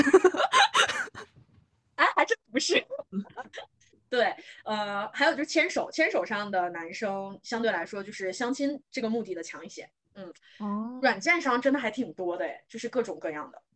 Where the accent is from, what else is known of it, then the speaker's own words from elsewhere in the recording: northern China, China; moved away; also born or lived in Shanghai / Beijing; 因为我是北方人